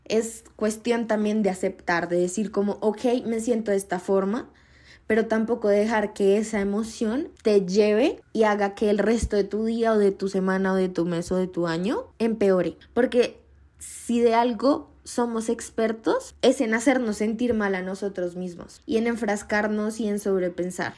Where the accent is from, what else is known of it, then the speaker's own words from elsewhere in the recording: Colombia; Yo soy de Colombia